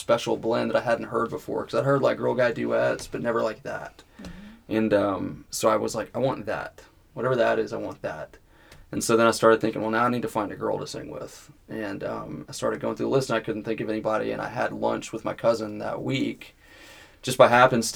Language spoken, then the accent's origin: English; Waxahachie, Texas, United States; we grew up together in Texas